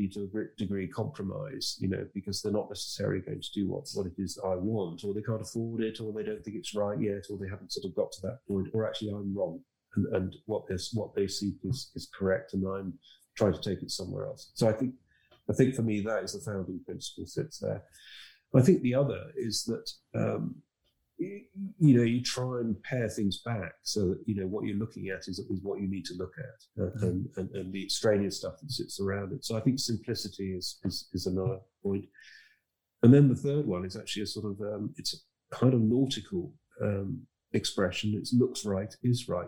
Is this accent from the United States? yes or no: no; Harrogate, Yorkshire and the Humber, United Kingdom; moved away as an adult; also born or lived in London; now in outside London, United Kingdom; I came from Harrogate in Yorkshire